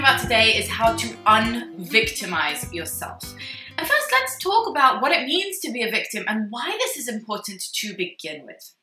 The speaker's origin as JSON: {"language": "English", "town": "Jerusalem", "region": "Jerusalem District", "country": "Israel", "tie": "born or raised there", "said": "my hometown in Jerusalem"}